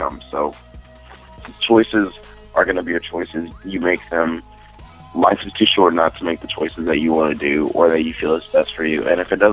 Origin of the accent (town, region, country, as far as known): Texas, United States